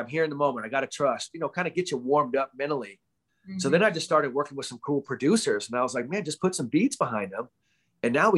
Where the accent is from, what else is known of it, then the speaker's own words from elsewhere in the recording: Bay Area, California, United States; I'm from the Bay Area